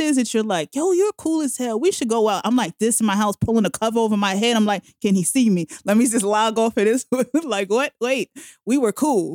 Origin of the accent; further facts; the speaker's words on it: New York City, New York, United States; also born or lived in Bronx, New York; now in Manhattan, United States; I'm originally from Queens, Jamaica, Queens.